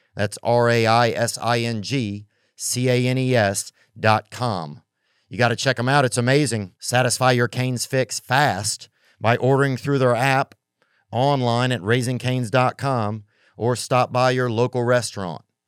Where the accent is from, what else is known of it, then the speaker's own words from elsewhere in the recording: the South, United States; moved away; also born or lived in Hollywood; I'm not even really a Southern guy, but I'm from the South